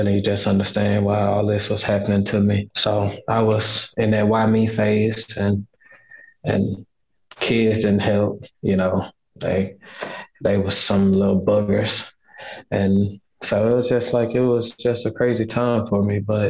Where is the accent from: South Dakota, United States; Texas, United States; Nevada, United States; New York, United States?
Texas, United States; Houston; born or raised there; now in Atlanta, United States